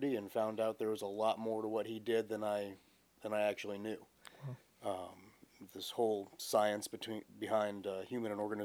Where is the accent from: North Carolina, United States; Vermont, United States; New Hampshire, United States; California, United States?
Vermont, United States; moved away; I spent the majority of my time growing up in Vermont